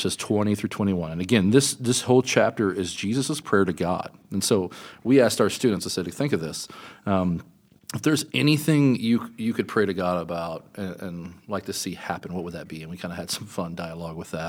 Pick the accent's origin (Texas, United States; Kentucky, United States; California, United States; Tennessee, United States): Kentucky, United States; Kentucky, my home state